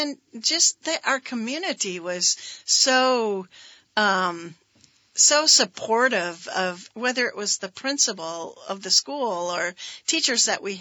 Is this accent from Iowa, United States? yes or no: no; Richmond, Vermont, United States; I feel like I was nine when we moved to Richmond